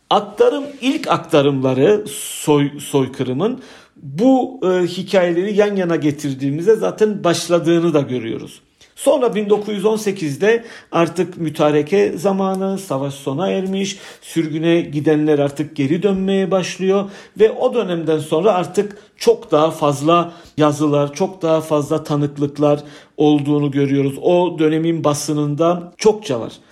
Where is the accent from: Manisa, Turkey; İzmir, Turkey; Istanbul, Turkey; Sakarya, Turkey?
Istanbul, Turkey; also born or lived in Yerevan, Armenia; 1976 İstanbul doğumluyum. İlk orta eğitimimi İstanbul'da aldıktan sonra